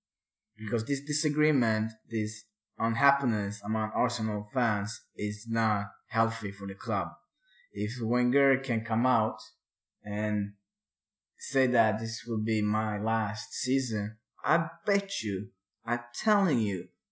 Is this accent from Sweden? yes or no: yes; Örebro, Örebro County, Sweden; My hometown